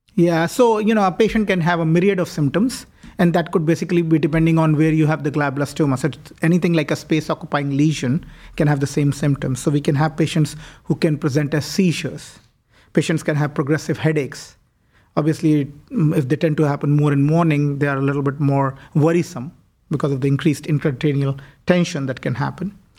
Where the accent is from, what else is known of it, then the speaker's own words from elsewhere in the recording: New Delhi, Delhi, India; moved away as an adult; also born or lived in Toronto, Canada; now in Cleveland, United States; I was born and raised in India. Uh, w, did most of my high school education as well as my medical school in New Delhi